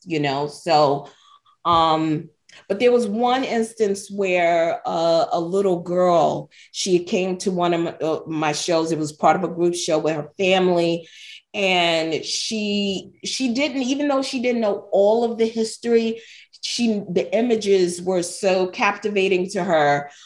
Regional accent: New York, United States; being born and raised in New York

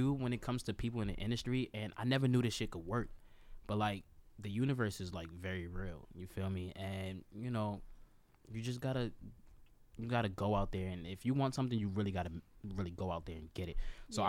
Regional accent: Maryland, United States; So, like, Montgomery County. Okay. I grew up in Montgomery County. Damascus, Germantown, Clarksburg, all.

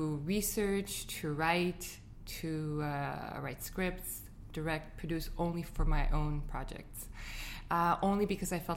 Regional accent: Beirut, Beirut Governorate, Lebanon; moved away as an adult; now in Montreal, Canada; I was born and raised in Lebanon

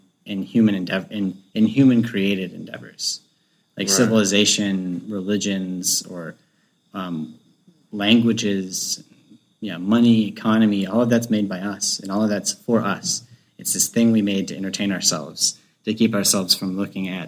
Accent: North Florida, United States; I'm from North Florida, which is, like, basically Georgia

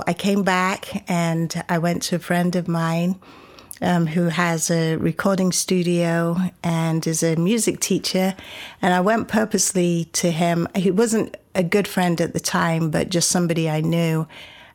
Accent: Coventry, West Midlands, United Kingdom; moved away as an adult; also born or lived in Shetland Isles, Scotland; now in Austin, United States; I was born and raised in Coventry, which is 2 hours north of London, to Jamaican parents who came over to the UK when they were young

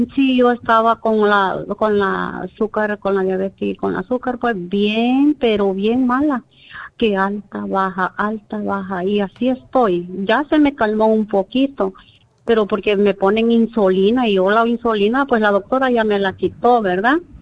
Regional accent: El Salvador; moved away; yo soy de Salvador

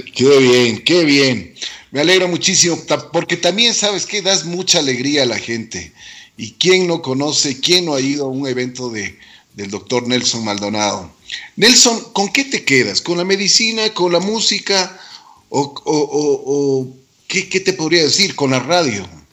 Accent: Quito, Pichincha, Ecuador; nosotros como, como quiteños y como ecuatorianos

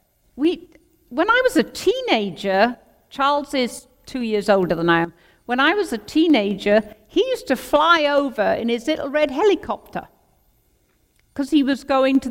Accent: Crickhowell, Wales, United Kingdom; I was born and bred in Crickhowell in Breconshire.

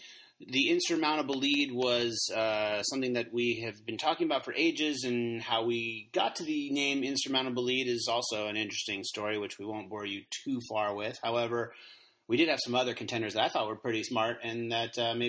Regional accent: Los Angeles, California, United States; born or raised there

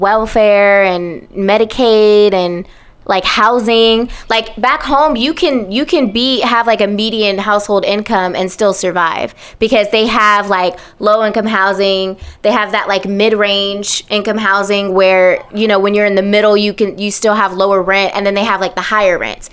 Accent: West Coast, United States; now in Atlanta, United States; we're on the West Coast.

